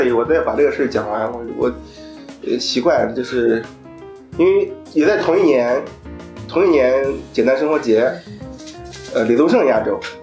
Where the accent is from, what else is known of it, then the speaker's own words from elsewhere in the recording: Shijiazhuang, Hebei, China; moved away as an adult; also born or lived in Shanghai; 我作为一个河北人，然后去了上海